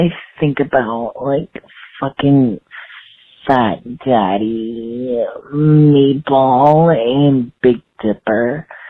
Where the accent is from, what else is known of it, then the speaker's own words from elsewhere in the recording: Philadelphia, Pennsylvania, United States; I'm from Philly. I'm from Philadelphia